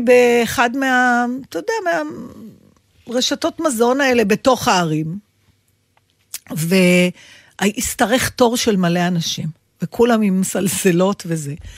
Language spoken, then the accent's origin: Hebrew; Israel; אני ישראלית